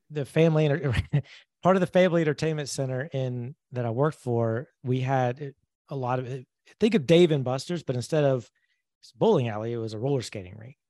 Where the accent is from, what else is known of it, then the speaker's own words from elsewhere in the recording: Georgia, United States; moved away as an adult; also born or lived in Alabama / Atlanta, Georgia; now in Jacksonville, United States; I grew up in Georgia, went to college in Alabama, and then moved to Atlanta after college